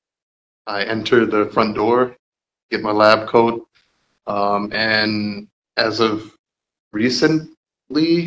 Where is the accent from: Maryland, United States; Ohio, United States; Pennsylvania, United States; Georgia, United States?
Georgia, United States; Clarkston; also born or lived in Illinois; I'm actually a Georgia native. I was born in Clarkston, Georgia, and I still live in Clarkston, Georgia.